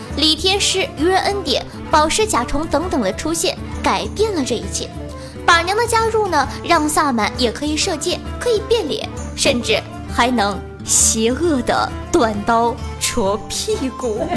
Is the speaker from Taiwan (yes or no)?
no; Northeast China, China; 在东北土生土长，二十多年